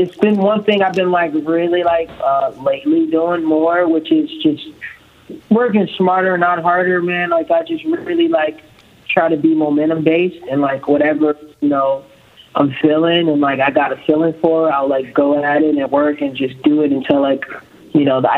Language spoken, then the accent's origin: English; Compton, California, United States; I'm from Compton, California